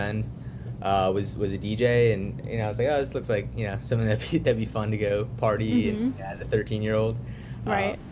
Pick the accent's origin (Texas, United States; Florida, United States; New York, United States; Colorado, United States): Florida, United States; South; born and raised in South Florida, probably, like, 45 minutes from Miami or so